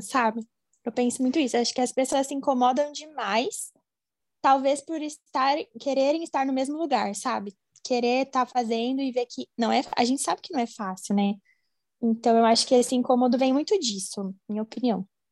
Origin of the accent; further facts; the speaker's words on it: Campinas, São Paulo, Brazil; Eu sou aqui de Campinas, do interior de São Paulo